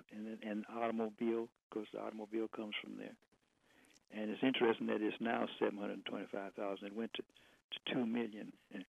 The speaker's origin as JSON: {"language": "English", "town": "Detroit", "region": "Michigan", "country": "United States", "tie": "born or raised there", "said": "but I lived in Detroit. I was born in Detroit."}